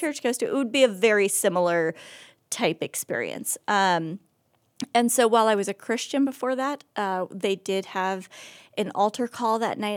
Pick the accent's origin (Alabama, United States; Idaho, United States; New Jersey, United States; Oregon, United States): Oregon, United States; moved away as an adult; also born or lived in California / Rhode Island; now in Akron, United States; I was born and raised in Oregon